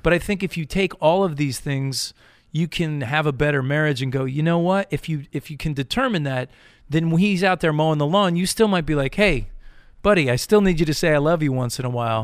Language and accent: English; Connecticut, United States; moved away as an adult; also born or lived in Massachusetts; I grew up in New England, Connecticut